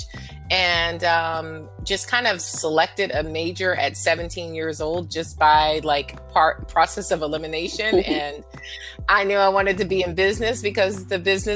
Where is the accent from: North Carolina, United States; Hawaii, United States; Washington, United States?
North Carolina, United States; Fayetteville; now in Philadelphia, United States; I grew up in Fayetteville, North Carolina.